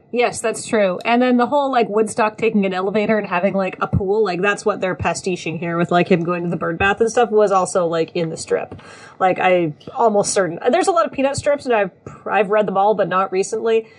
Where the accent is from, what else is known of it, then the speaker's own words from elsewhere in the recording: New Zealand; I grew up in New Zealand